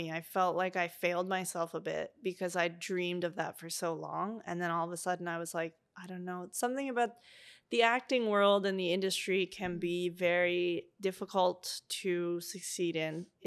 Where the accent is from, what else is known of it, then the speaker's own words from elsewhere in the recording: Eastern Canada, Canada; now in British Columbia, Canada; And I grew up in the East, but I was like, I need something to change.